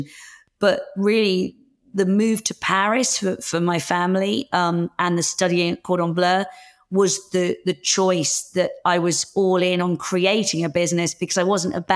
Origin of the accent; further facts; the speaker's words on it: Hertfordshire, East of England, United Kingdom; also born or lived in London; now in Winchester, United Kingdom; I grew up in Hertfordshire and was at school in London